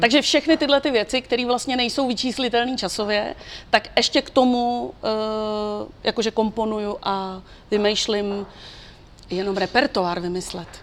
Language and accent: Czech; Czechia; u nás v Čechách